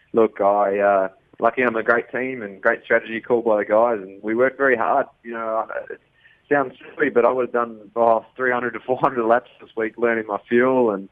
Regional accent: New Zealand; as a Kiwi

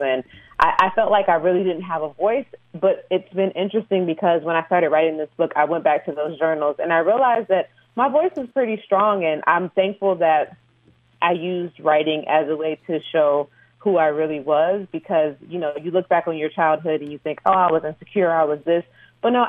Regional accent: Detroit, Michigan, United States; growing up in Detroit

